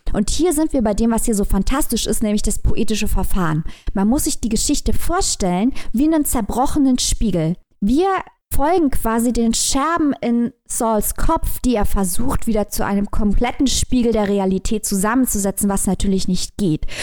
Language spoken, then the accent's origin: German; Germany; für uns als äh, Deutsche